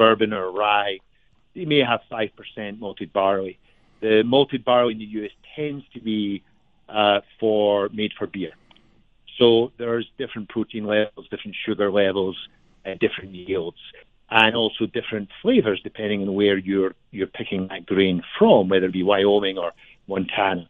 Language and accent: English; Glasgow, Scotland, United Kingdom; moved away as an adult; now in Boulder, United States; by my accent, I'm not from Colorado. I'm from Glasgow in Scotland